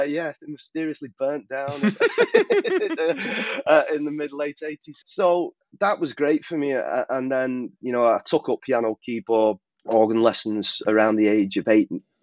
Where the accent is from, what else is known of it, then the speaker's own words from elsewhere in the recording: Wigan, North West England, United Kingdom; growing up in Wigan in the 80s